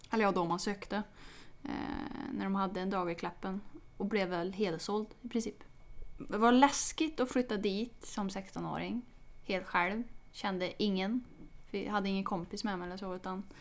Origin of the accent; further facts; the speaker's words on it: Torsby, Värmland, Sweden; Jag är en skidtjej från Torsby